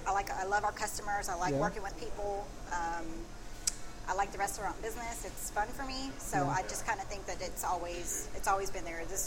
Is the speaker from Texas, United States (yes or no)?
yes; Waco, Texas, United States; also born or lived in San Marcos; I grew up in Waco, graduated from Riker.